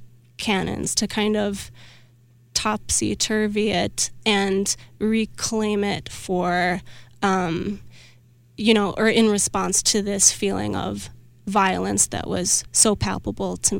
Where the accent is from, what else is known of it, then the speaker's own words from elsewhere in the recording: Milwaukee, Wisconsin, United States; I grew up in Milwaukee